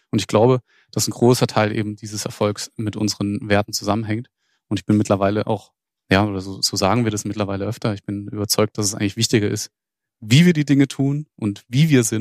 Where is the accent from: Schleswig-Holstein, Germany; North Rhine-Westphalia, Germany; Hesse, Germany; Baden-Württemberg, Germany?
Baden-Württemberg, Germany; Freiburg; Ich selbst bin ja nicht mal Schwabe, sondern bin Badner. Ich komme ursprünglich aus Freiburg.